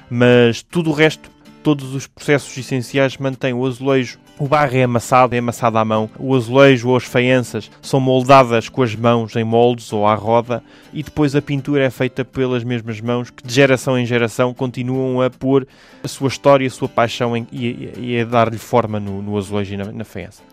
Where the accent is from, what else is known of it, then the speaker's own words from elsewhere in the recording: Portugal; nós somos enquanto portugueses